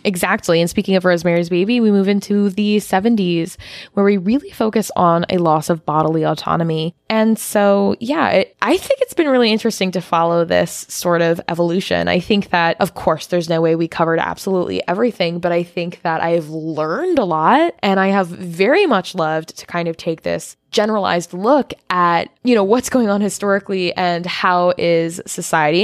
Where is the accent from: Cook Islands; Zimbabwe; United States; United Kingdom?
United States